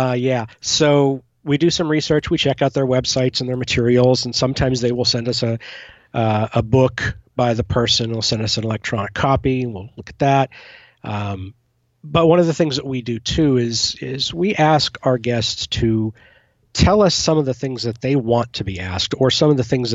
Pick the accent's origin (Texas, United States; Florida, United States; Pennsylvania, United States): Pennsylvania, United States; moved away; my hometown in Pennsylvania